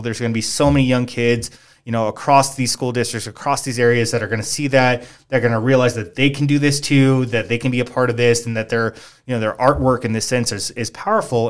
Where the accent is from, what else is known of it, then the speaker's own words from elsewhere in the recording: Maywood, California, United States; moved away as an adult; now in San Jacinto, United States; I'm originally from the East L A area. We lived in a small area called Maywood.